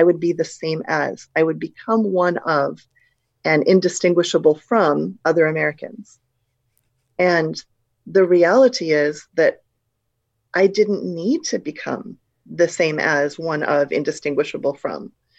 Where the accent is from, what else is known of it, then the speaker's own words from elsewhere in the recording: Malaysia; moved away; also born or lived in Singapore; When I grew up in Malaysia, you know, I'd lived in Singapore and Malaysia since I was two, but I was never going to be mistaken for a Malaysian.